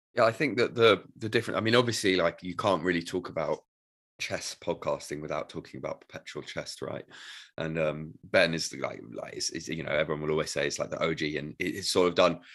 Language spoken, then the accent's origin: English; United Kingdom; us being British